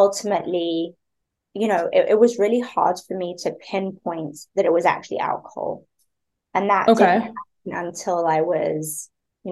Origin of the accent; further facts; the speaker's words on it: Spain; moved away; also born or lived in London; I grew up in Spain.